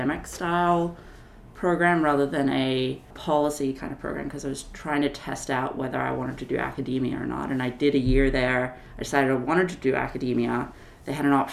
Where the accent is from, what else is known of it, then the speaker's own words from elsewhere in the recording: Sydney, New South Wales, Australia; moved away as an adult; also born or lived in Chicago, United States; now in Madison, United States; I'm originally from Australia, from Sydney, Australia